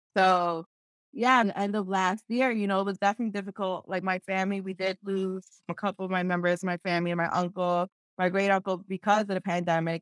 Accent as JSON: {"language": "English", "town": "Philadelphia", "region": "Pennsylvania", "country": "United States", "tie": "born or raised there", "said": "when I was growing up, because I'm from Philadelphia, and in Philadelphia, there's barely any Peruvians here"}